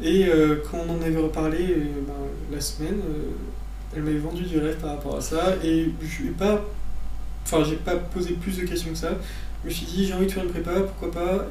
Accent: Ardèche, Auvergne-Rhône-Alpes, France; moi je suis d'Ardèche, donc euh, vraiment près de Saint-Étienne.

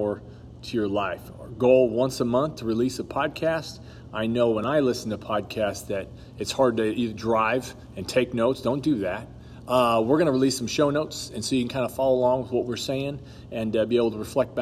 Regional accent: Los Angeles, California, United States; moved away; I grew up in Los Angeles, California.

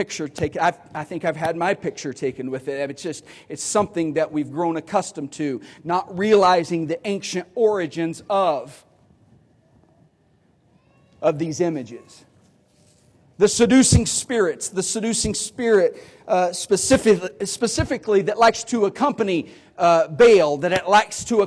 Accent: United States

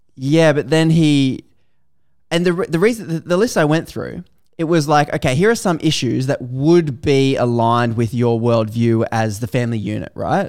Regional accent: Australia

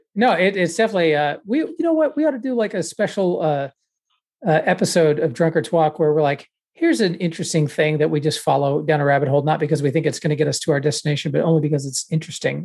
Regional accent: Texas, United States; moved away as an adult; now in Pittsburgh, United States; I grew up in Texas

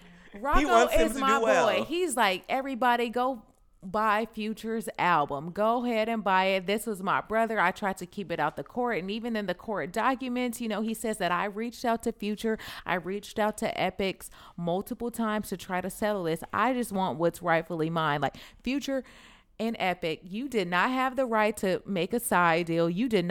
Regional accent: California, United States; because I'm from the Bay over here.

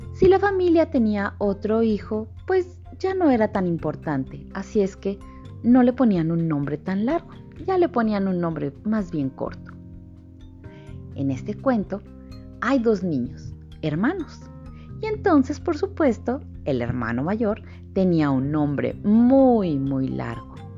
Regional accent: Torreón, Coahuila, Mexico; yo soy de Torreón, pues estoy en la comarca lagunera.

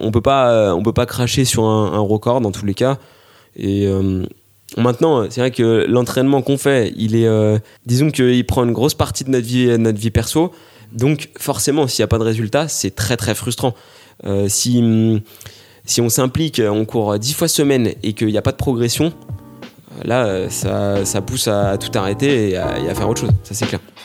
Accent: Grenoble, Auvergne-Rhône-Alpes, France; je suis grenoblois

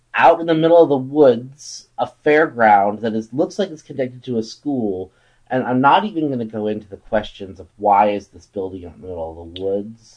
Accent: Wimberley, Texas, United States; my hometown of Wimberley, Texas

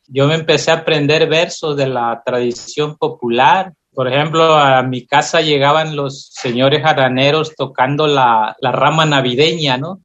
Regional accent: Loma Bonita, Oaxaca, Mexico; en la zona que yo estaba, en Loma Bonita

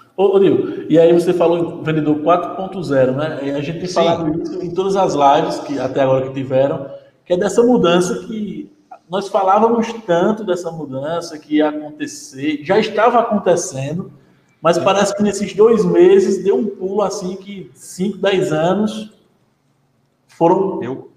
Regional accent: Paraíba, Brazil; eu estou na Paraíba, sou da Paraíba

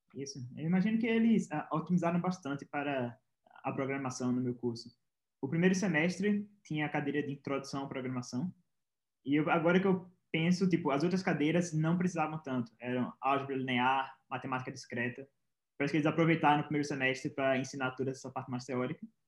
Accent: Pernambuco, Brazil; Eu sou de Pernambuco, tinha a Federal de Pernambuco e a UPE, que é a estadual de Pernambuco.

